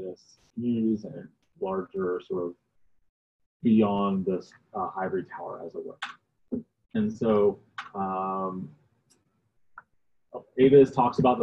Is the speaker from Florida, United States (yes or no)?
no; New Jersey, United States; moved away; I grew up in New Jersey